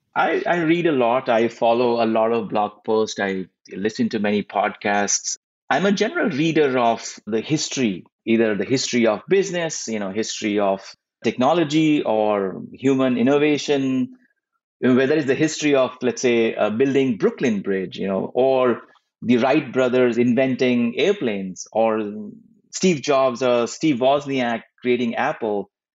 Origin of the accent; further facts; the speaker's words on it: India; moved away as an adult; now in United States; as a kid growing up in India